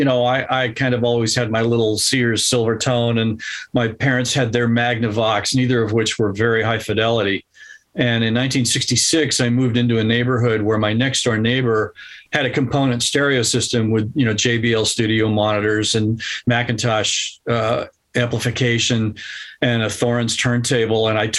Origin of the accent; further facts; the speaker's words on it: California, United States; Here in Southern California.